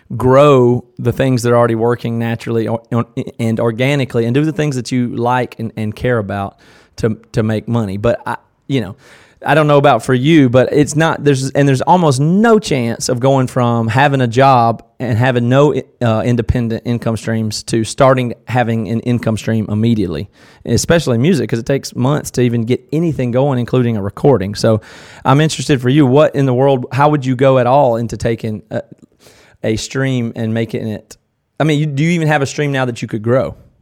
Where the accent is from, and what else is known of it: Tigerville, South Carolina, United States; born or raised there; accent: southern